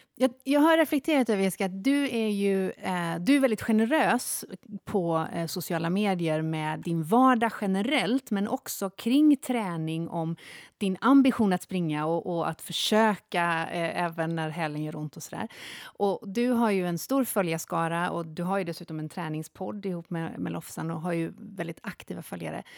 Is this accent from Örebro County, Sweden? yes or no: no; Jokkmokk, Norrbotten County, Sweden; Jag är uppväxt i Jokkmokk